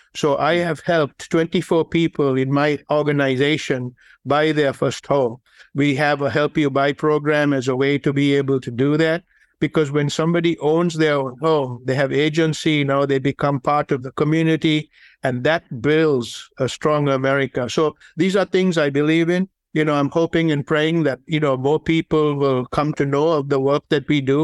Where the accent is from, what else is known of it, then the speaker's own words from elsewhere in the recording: Sri Lanka; moved away; the game that I grew up playing in Sri Lanka was the game of cricket